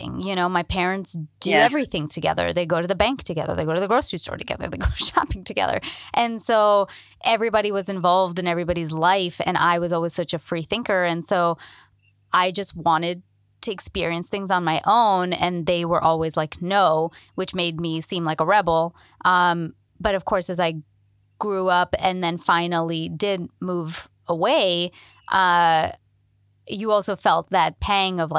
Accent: India; moved away as an adult; also born or lived in Toronto, Canada / New York, United States; now in Los Angeles, United States; I'm Indian

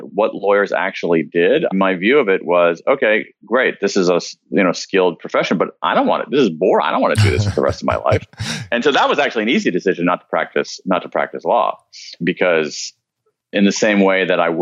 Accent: American Midwest, United States; born or raised there

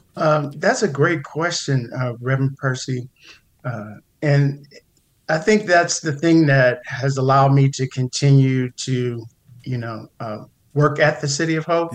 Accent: Pasadena, California, United States; I grew up in the Pasadena area, went to one of the local high schools, uh, big shout out to John Muir Mustangs in, in Pasadena

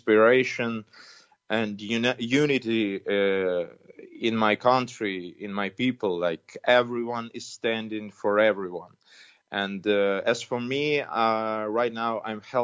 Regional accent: Ukraine; now in Kyiv, Ukraine; our country

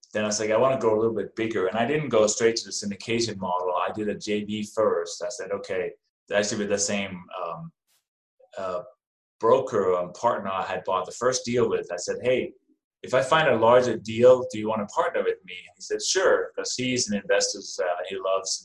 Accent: Denmark; now in United States; as you can probably hear from my name and my accent, I wasn't born in this country. I came from Denmark. I have been in the U.S. since 1996

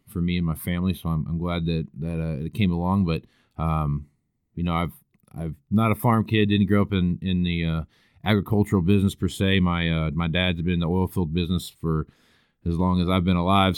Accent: El Dorado, Kansas, United States; moved away as an adult; also born or lived in Western Nebraska; now in Nebraska, United States; I grew up around, uh, Wichita, Kansas is where I was born and raised at, a little town called El Dorado

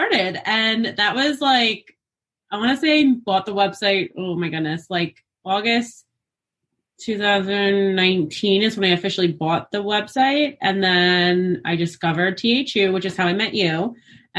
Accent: New York, United States; I'm from New York. I teach in Queens

